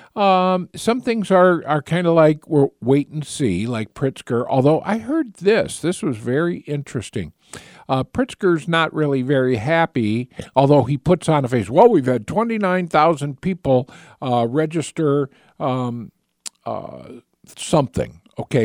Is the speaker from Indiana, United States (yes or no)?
yes; north central Indiana, United States; moved away as an adult; now in Michigan, United States; I was in north central Indiana